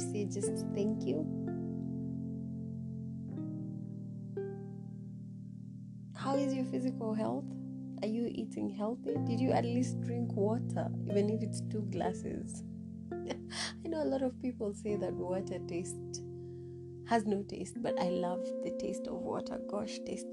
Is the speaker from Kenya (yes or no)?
yes; Samburu County, Kenya; my home county. I'm from Samburu County